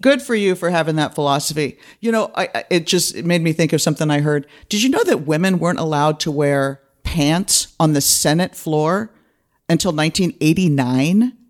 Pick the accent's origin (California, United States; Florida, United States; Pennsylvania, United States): California, United States; East Bay; moved away as an adult; now in Los Angeles, United States; I grew up in the East Bay.